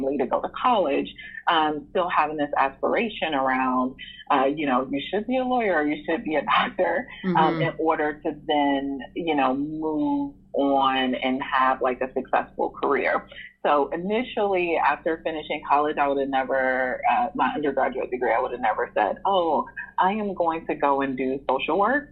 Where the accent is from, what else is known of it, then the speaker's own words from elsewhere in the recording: Cleveland, Ohio, United States; I grew up in Cleveland, Ohio